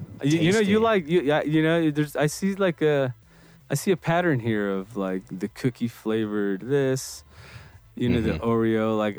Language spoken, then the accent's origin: English; Los Angeles, California, United States; I'm from East LA myself.